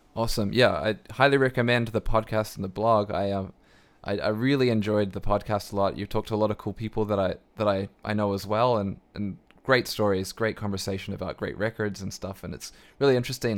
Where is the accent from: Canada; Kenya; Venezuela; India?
Canada; as a Canadian